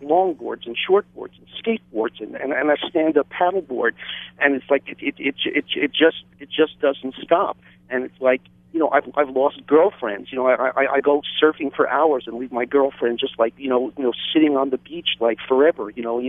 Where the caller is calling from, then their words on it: Hawaii, United States; I'm calling from the Big Island